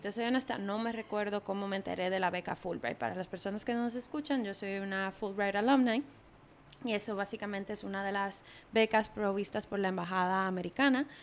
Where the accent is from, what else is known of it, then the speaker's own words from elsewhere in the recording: Dominican Republic; moved away; also born or lived in New York; todos somos dominicanos y dominicanas